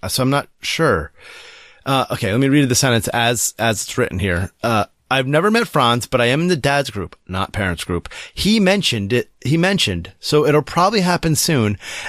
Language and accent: English; Australia; now in Madison, United States; Believe it or not, I also live in Madison, Wisconsin, though I am from Australia originally.